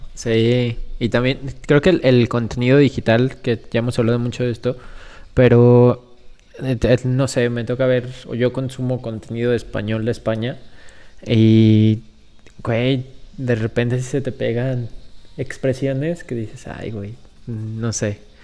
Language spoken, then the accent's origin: Spanish; Guanajuato, Mexico; somos de aquí de Guanajuato, del mero centro del país